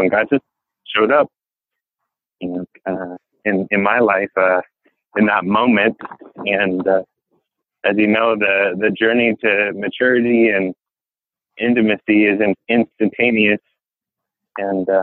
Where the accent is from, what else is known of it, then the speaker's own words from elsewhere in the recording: Hawaii, United States; moved away as an adult; now in Boise, United States; I was born in Hawaii